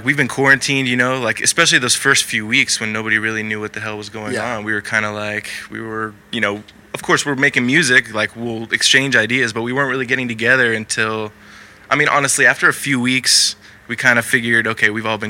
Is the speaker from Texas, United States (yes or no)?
yes; Austin, Texas, United States; now in California, United States; We're from Texas originally. And we all came out at separate times to California.